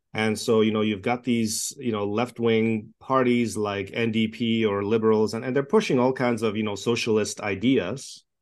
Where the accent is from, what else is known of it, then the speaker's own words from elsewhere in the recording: Toronto, Ontario, Canada; English is a second language; moved away as an adult; also born or lived in Czechoslovakia / Montreal, Canada; now in Edmonton, Canada; I grew up in Toronto. I was born in communist Czechoslovakia, escaped communism when I was young. Uh, we lived in a refugee camp for a year. I learned to speak English there. And grew up in Toronto